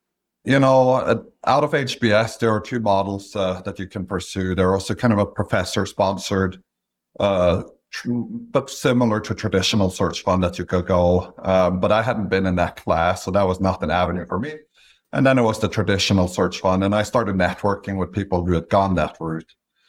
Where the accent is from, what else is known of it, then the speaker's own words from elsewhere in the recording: Stavanger, Rogaland, Norway; English is a second language; moved away as an adult; also born or lived in London; The first thing you'll notice is that I have an accent. I'm from Norway originally, so I grew up in a small picturesque town called Stavanger, Norway. I went to college there and then did a master's degree in London